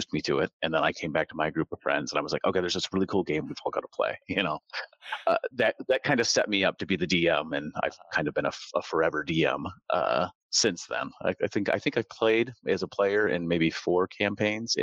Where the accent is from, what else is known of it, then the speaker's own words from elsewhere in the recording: Michigan, United States; I grew up in Michigan